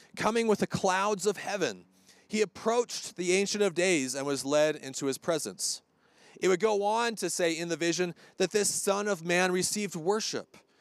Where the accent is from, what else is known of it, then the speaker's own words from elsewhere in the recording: Hermiston, Oregon, United States; moved away; Hermiston, Oregon sticker on the front. That's where I'm from.